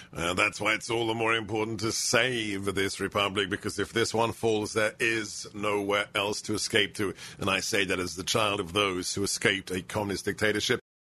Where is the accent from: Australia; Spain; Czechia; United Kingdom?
United Kingdom; London; moved away; born in England, grew up in London